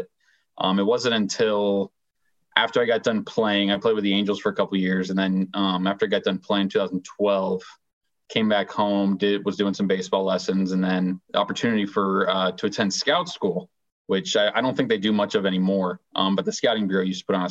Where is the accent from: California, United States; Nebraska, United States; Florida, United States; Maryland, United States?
Florida, United States; moved away as an adult; also born or lived in Texas / Atlanta, Georgia; growing up in Florida